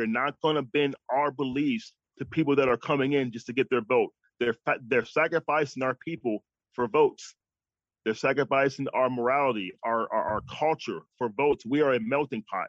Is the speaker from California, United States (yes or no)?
no; New York, United States; moved away as an adult; now in Texas, United States; I'm from New York. I came to Texas